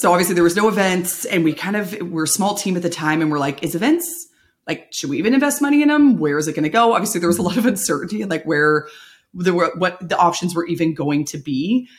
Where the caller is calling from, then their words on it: Walnut Creek, California, United States; I am joining you virtually from my living room in the East Bay in Walnut Creek, California.